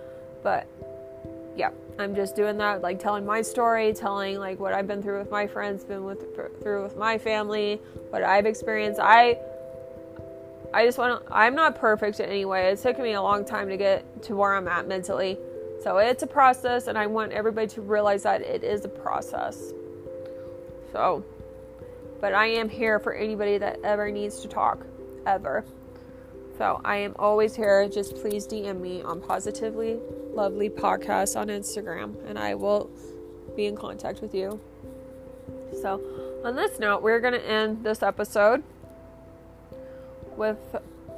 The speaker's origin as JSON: {"language": "English", "town": "Orlando", "region": "Florida", "country": "United States", "said": "We're from Orlando, Florida."}